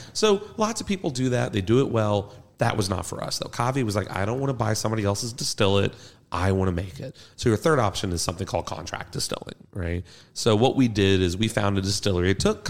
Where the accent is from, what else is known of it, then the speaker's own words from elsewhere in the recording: Kentucky, United States; I'm from Kentucky. Definitely. We're all from Kentucky, right?